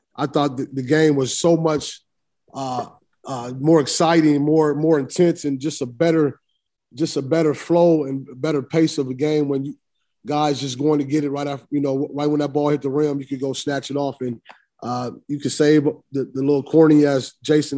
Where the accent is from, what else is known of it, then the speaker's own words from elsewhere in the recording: Illinois, United States; being from Illinois and, and, and, and recruiting in Chicago